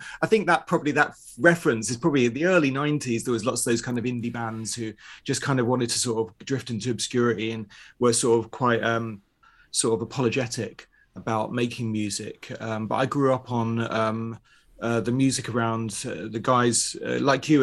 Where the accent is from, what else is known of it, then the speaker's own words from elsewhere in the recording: London, United Kingdom; where I grew up in North London, everyone was second generation Irish